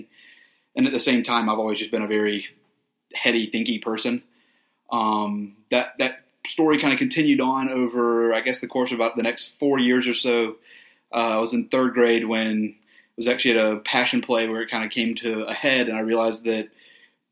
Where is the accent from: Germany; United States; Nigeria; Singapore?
United States; Columbia, South Carolina; grew up in a very Christian home, like we said, in Columbia